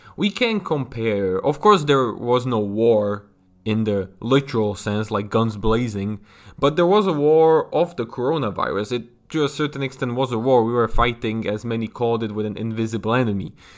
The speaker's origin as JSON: {"language": "English", "country": "Slovakia", "said": "my home country of Slovakia"}